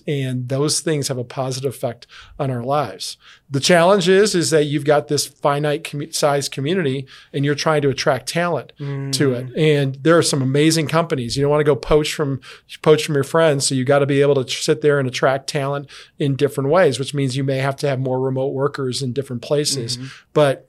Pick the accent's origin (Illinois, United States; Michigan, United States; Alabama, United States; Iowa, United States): Illinois, United States; Chicago; I came from Chicago, where it's very dog eat dog. And I come down here and everybody's so nice.